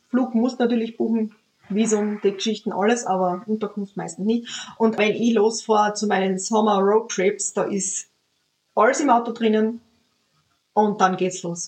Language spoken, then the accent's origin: German; Austria; bei uns in Österreich